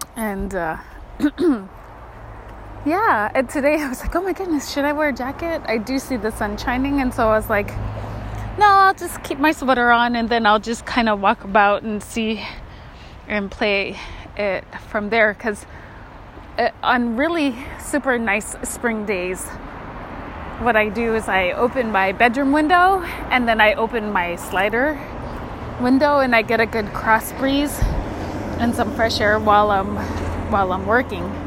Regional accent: Kotzebue, Alaska, United States; I grew up in Kotzebue and it was very cold

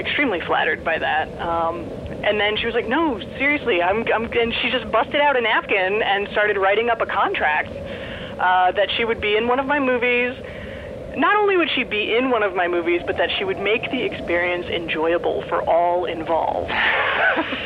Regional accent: East Coast, United States; now in Los Angeles area, United States; I grew up on the East Coast, and being out here, it's just, geographically, it's just so different than the East Coast

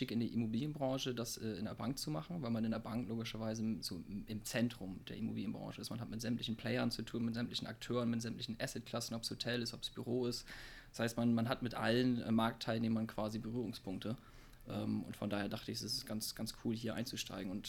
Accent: Bremen, Germany; komme ursprünglich aus Bremen und habe da eben auch BWL studiert, im Bachelor und im Master

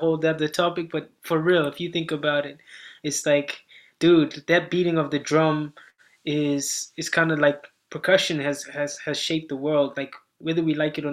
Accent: Zimbabwe; moved away as an adult; now in United Kingdom; I'm from Zimbabwe. I'm born and bred in Zimbabwe. I spent the first 17 years of my life in Zimbabwe

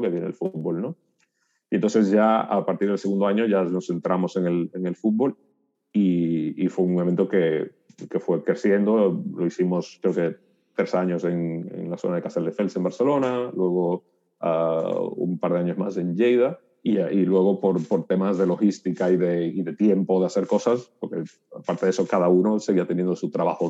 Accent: Dominican Republic; moved away as an adult; now in Spain; yo soy dominicano, nací en el 82 ah, y soy el mayor de, tres hermanos

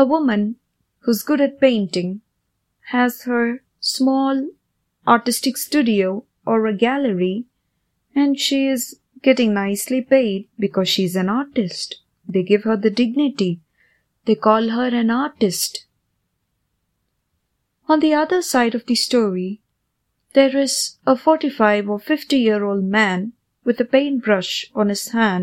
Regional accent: India; Growing up in India

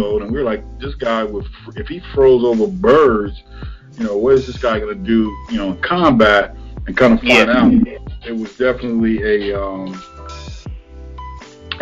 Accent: Cleveland, Ohio, United States; I'm from Cleveland, and I'm from definitely an urban area, so the hood

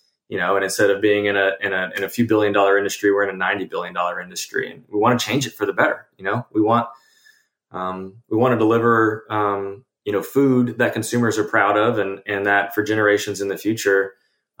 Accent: Texas Hill Country, United States; also born or lived in Austin, Texas; I grew up in the Texas Hill Country, you know, hunting my own animals

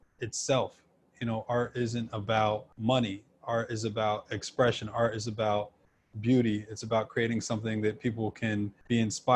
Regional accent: New York, United States; also born or lived in Houston, Texas; For the most part, I grew up in New York. I traveled around a bit. I was back and forth to South America, having, you know, family down there

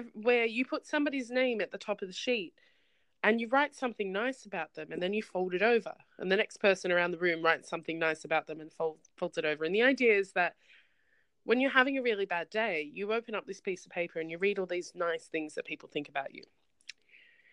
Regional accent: Australia; I'm actually Australian

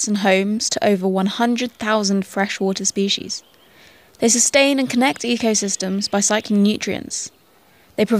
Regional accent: South Cambridgeshire, East of England, United Kingdom; I grew up in South Cambridgeshire in the UK, in a village straddling a river called the Cam.

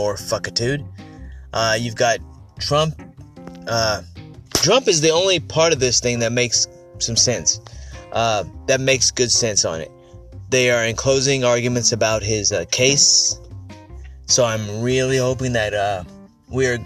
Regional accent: United States; being an American

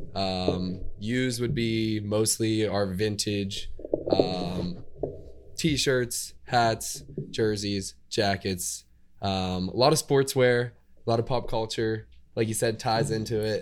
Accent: Indiana, Pennsylvania, United States; moved away as an adult; now in Pittsburgh, United States; I'm actually from Indiana, Pennsylvania.

